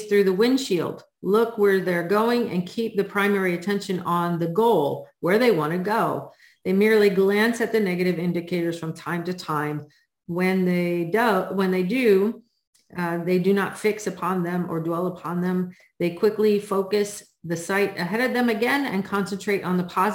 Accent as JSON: {"language": "English", "region": "New England", "country": "United States", "tie": "born or raised there", "said": "I grew up in New England and that's how we were taught how to drive in the snow"}